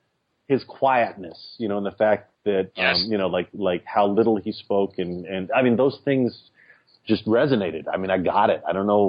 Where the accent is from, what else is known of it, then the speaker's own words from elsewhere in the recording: Texas, United States; now in New York City, United States; I grew up in Texas. I moved to New York City.